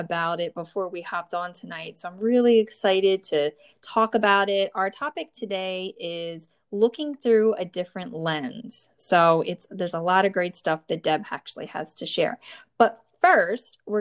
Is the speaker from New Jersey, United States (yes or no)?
yes; New Jersey, United States; born or raised there